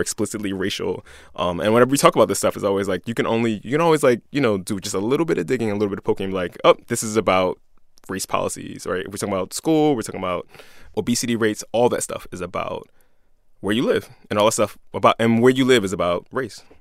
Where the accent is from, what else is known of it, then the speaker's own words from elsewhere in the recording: Philadelphia, Pennsylvania, United States; I'm a Philadelphian, I'm a Catholic, I'm a black dude